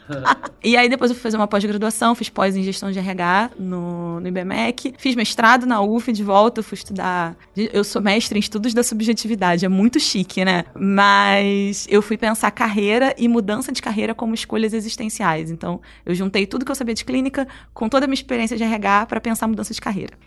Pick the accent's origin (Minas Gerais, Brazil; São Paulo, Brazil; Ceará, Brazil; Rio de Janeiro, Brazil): Rio de Janeiro, Brazil; Rio; eu sou do Rio